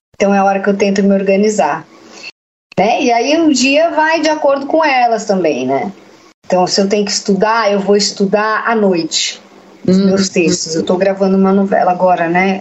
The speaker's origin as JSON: {"language": "Portuguese", "region": "São Paulo", "country": "Brazil", "tie": "born or raised there", "said": "Eu sou da Vila Sônia, que é um bairro de São Paulo. Cresci ali"}